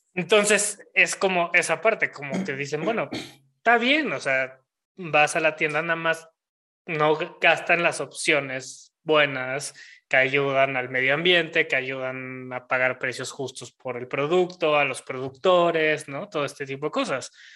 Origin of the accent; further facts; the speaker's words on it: Mexico; en el México que vivimos hoy en día, como mexicanos